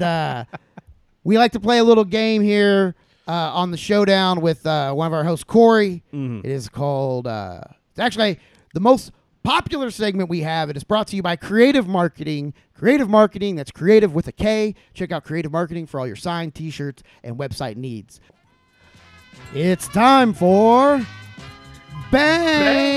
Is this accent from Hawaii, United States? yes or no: yes; Honolulu, Hawaii, United States; now in Indiana, United States; I was born in Honolulu, Hawaii, and have been stuck in fucking Indiana.